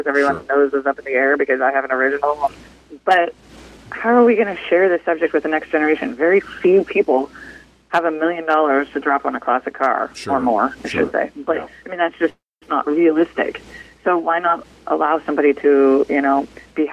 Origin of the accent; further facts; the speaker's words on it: California, United States; we grew up in California